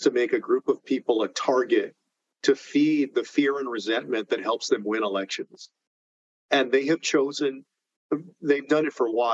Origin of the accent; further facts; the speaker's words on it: Texas, United States; my home state of Texas